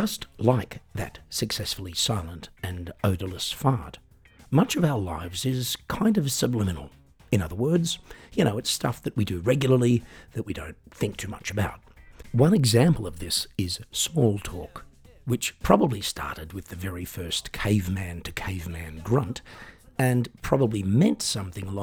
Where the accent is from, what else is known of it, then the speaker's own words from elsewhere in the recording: Australia; now in Germany; I'm an Australian singer-songwriter, piano entertainer, comedian and podcaster, currently living in Germany